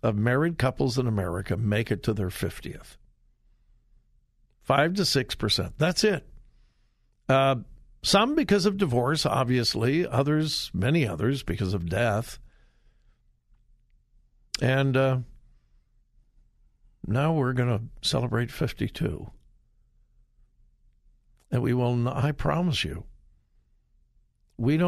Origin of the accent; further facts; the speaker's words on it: Southern California, United States; now in Ohio, United States; I grew up in Southern California, and when I was a kid, we went to the Rose Parade all the time.